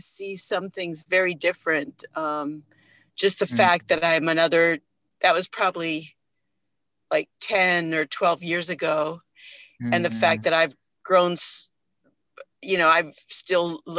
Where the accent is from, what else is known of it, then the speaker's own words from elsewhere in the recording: Oahu, Hawaii, United States; moved away as an adult; also born or lived in San Francisco, California / Kauai, Hawaii; I grew up on Oahu, which is the main island